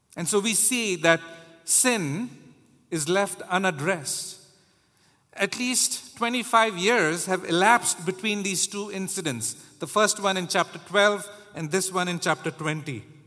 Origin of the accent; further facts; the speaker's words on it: India; now in United States; I was growing up in India